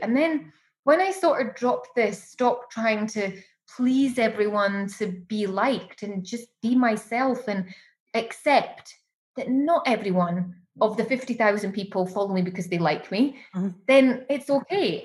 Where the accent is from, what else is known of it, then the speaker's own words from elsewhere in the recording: Edinburgh, Scotland, United Kingdom; moved away as an adult; now in Dubai, United Arab Emirates; when i go home to my hometown like i love edinburgh i love scotland